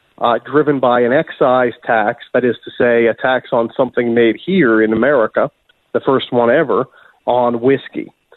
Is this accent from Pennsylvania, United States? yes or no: yes; Pittsburgh, Pennsylvania, United States; I've been a lifelong Pittsburgher. I'm a Slippery Rock graduate.